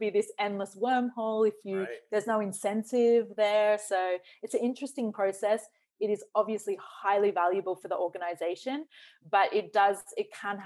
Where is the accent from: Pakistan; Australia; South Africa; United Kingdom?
Australia; also born or lived in New Zealand; I grew up in Australia. So when I say I'm Australian